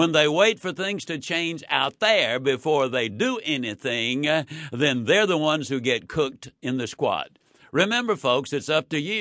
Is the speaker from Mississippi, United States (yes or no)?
yes; Yazoo City, Mississippi, United States; When I was a child, I was raised in Yazoo City, Mississippi.